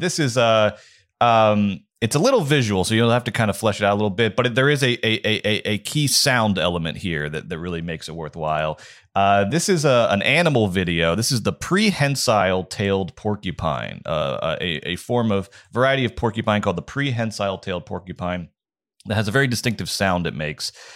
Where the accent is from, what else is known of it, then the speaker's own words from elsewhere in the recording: Georgia, United States; moved away; my home state of Georgia